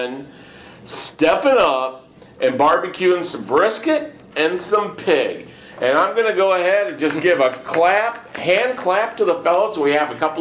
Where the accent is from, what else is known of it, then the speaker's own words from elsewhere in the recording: Michigan, United States; now in Houston, United States; originally I'm from Michigan